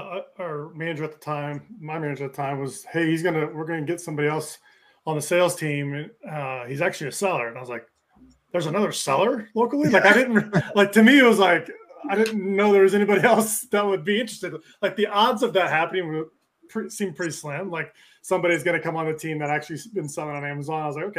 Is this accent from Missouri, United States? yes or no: yes; Kansas City, Missouri, United States; I was born and raised in Kansas City